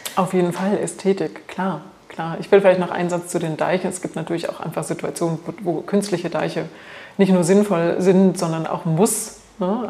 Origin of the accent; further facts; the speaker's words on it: Thuringia, Germany; moved away; ich komme aus Thüringen ursprünglich